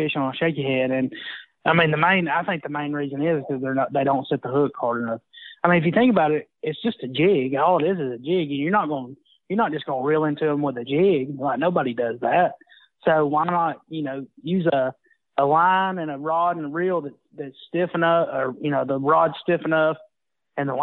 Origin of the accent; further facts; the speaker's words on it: Smith Lake, Alabama, United States; growing up on Smith